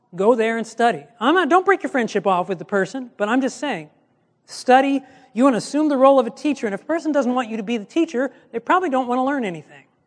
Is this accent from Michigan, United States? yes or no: yes; Michigan, United States; I'm from Michigan